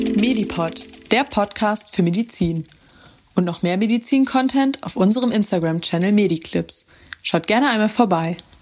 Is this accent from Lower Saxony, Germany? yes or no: no; Düsseldorf, North Rhine-Westphalia, Germany; moved away as an adult; now in Cologne, Germany; bin eigentlich aus Düsseldorf und wohne und studiere aber in Köln